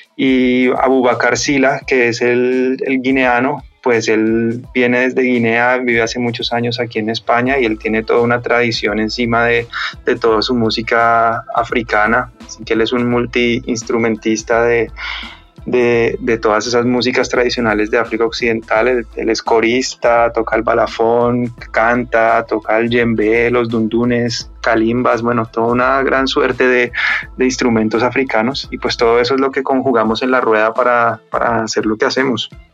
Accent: Colombia; now in Madrid, Spain; Somos tres colombianos

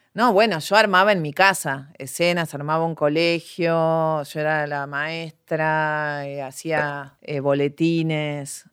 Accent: Bella Vista, Buenos Aires Province, Argentina; Yo crecí en Bellavista

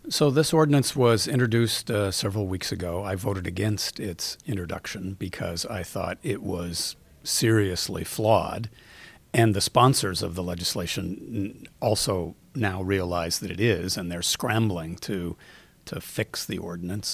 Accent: Seattle, Washington, United States; I grew up in Seattle. I've been here, um, my whole life

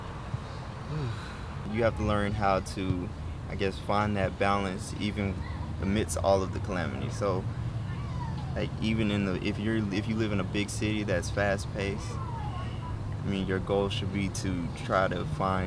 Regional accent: Dallas, Texas, United States; moved away as an adult; now in Austin, United States; I was originally from Dallas

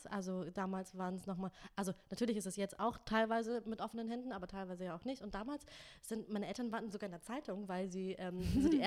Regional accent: Nuremberg, Bavaria, Germany; Ich bin ja aus Nürnberg, stimmt, ist ja, ja, eher Franken

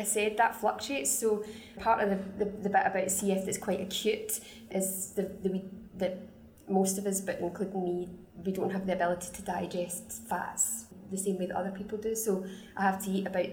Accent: Scotland, United Kingdom; the bossy Scottish lady or the noisy Scottish lady

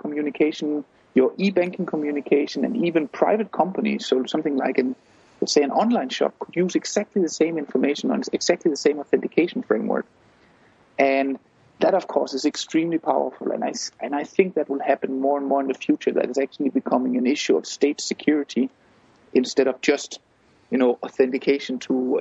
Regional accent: Denmark; I come from Denmark myself

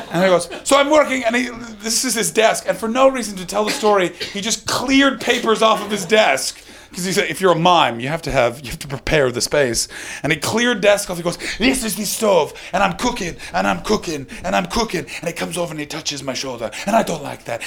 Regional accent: Ottawa, Ontario, Canada; moved away as an adult; now in United Kingdom; I'm from Ottawa

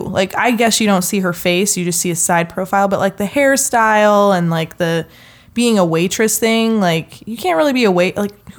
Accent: Nebraska, United States; I'm from Nebraska. I'm a Nebraskan chick, lady, girl.

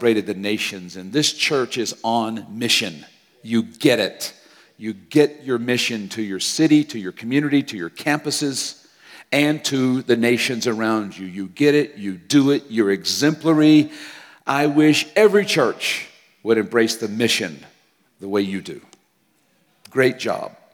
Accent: United States; moved away; also born or lived in Japan; I grew up with in America

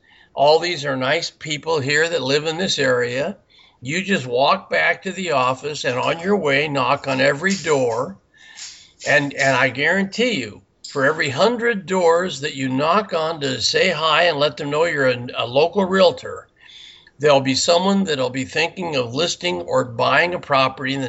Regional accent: Burbank, California, United States; also born or lived in Simi Valley, California; I was born in Burbank, California, which is right outside of Los Angeles. And then I moved out to a little town called Simi Valley

